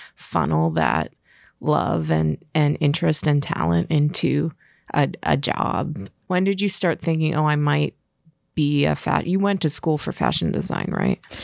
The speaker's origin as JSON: {"language": "English", "town": "Pittsburgh", "region": "Pennsylvania", "country": "United States", "said": "I'm from Pittsburgh"}